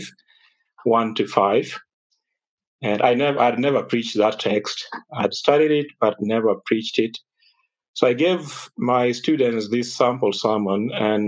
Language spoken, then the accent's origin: English; Kenya; I was raised up in Kenya